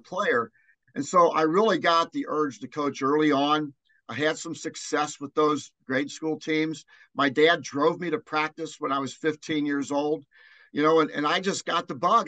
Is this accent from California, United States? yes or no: no; Newport, Kentucky, United States; also born or lived in Cincinnati; now in Dayton, United States; I was born in Newport